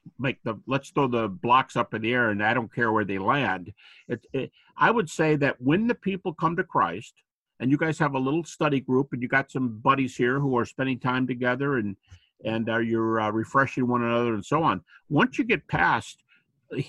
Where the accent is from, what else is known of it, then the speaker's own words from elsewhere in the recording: United States; I'm an American